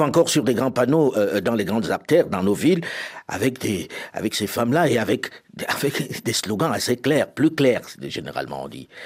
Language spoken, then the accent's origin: French; Paris, Île-de-France, France; je suis parisien